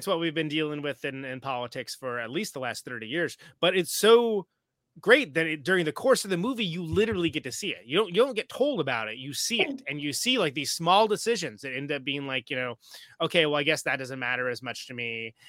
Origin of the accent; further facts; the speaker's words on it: California, United States; I'm from California, which is.